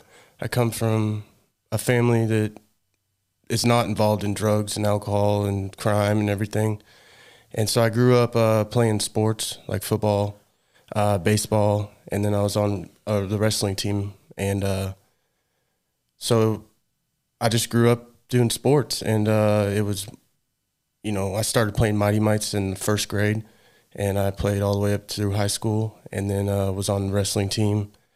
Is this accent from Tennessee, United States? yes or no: no; Rogersville, Missouri, United States